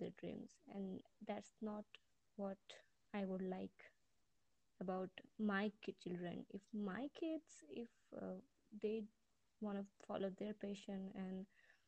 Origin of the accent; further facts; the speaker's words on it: East India, India; from India